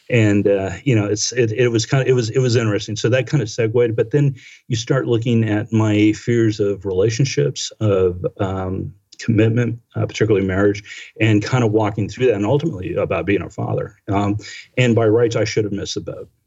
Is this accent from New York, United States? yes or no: no; Washington, District of Columbia, United States; I came from Washington D.C. that had a whole different cultural spins on it that I embraced.